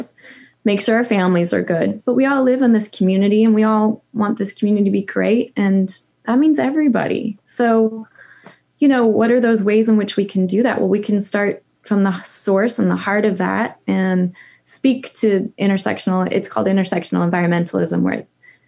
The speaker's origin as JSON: {"language": "English", "region": "Idaho", "country": "United States", "tie": "born or raised there", "also_born_or_lived": "California / Montana / New York City", "moved": "as an adult", "said": "we moved from California to Montana and then Idaho because my dad was a ski bum and loved being outside. And so we grew up in the mountains"}